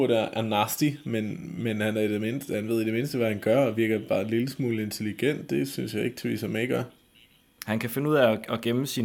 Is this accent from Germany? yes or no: yes; Germany; Altså, jeg er jo tysker, og... Øh, eller på nogen måder i hvert fald.